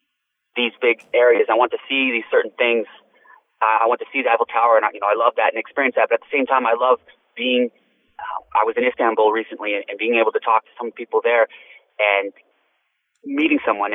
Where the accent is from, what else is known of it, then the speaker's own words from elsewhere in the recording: Tonopah, Arizona, United States; My hometown is Tonopah, Arizona